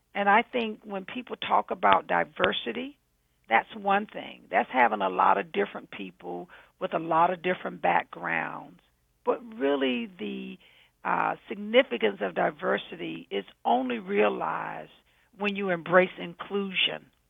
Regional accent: the South, United States; I'm a southerner

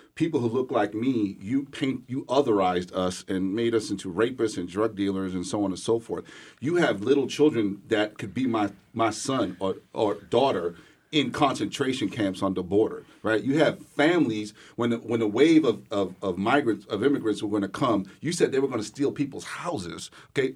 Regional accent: New York City, New York, United States; now in Atlanta, United States; I'm born and raised in New York City, Brooklyn

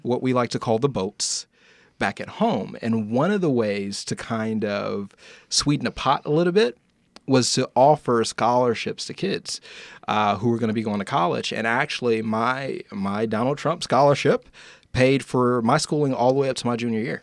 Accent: Indiana, United States; I'm from Indiana

